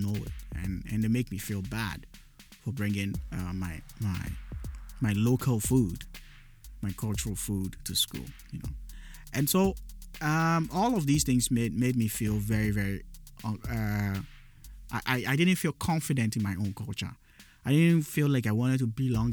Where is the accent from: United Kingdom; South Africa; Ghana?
Ghana; Accra, Greater Accra; first language Dagaare; English is a second language; also born or lived in Upper West Region, Ghana (ethnic origin, Dagaaba); in Ghana, where I grew up, where I was born and I grew up, I am a Dagati